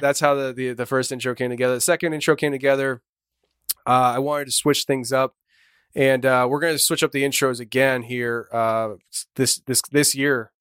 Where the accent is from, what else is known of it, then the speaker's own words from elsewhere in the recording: Shoemakersville, Pennsylvania, United States; we're from Shoemakersville, Pennsylvania, small little town